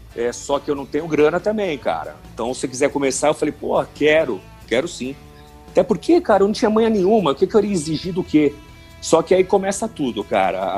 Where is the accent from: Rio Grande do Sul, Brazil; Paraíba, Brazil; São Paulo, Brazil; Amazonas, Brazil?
São Paulo, Brazil; also born or lived in Araraquara / Itanhaém; eu sou de São Paulo, né, natural de São Paulo